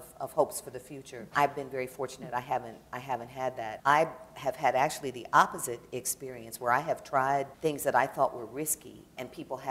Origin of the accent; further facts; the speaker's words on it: Detroit, Michigan, United States; moved away; I grew up in Detroit